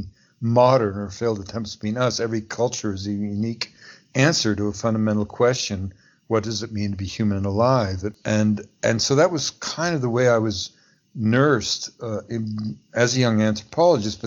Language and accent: English; Montreal, Quebec, Canada; also born or lived in Pacific Northwest / Washington, D.C.; now in Vancouver, Canada; I grew up as a Canadian, an Anglophone, living in a suburb of Montreal